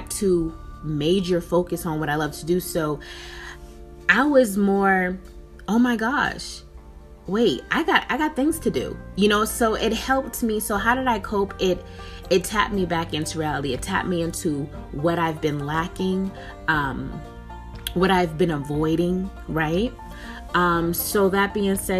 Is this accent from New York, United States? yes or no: no; Boston, Massachusetts, United States; moved away as an adult; now in West Coast, United States; I'm born and raised in Boston, Massachusetts